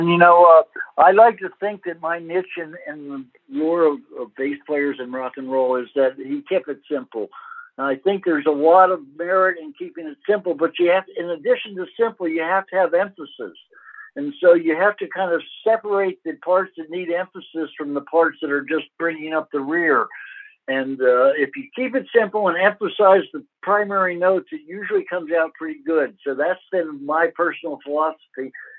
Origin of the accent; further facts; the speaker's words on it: New York, United States; I grew up in New York.